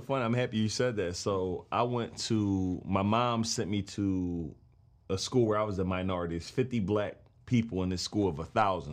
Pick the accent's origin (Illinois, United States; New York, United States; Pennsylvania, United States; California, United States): Pennsylvania, United States; Philadelphia; I'm from West Philly